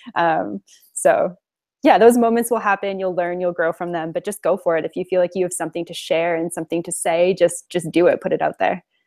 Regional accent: Alberta, Canada; I am Canadian. I'm from Alberta, Canada originally, and I just happen to be here right now

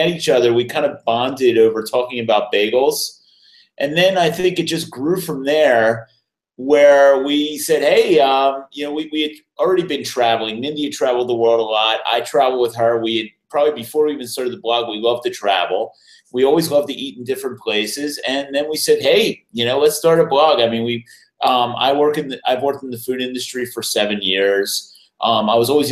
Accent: Philadelphia, Pennsylvania, United States; moved away; we're from Philadelphia, so we have a tremendous food culture in Philadelphia

